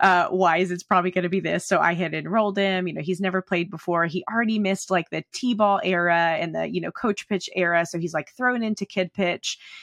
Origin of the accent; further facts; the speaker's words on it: United States; also born or lived in Oklahoma / Texas; I grew up in Oklahoma and Texas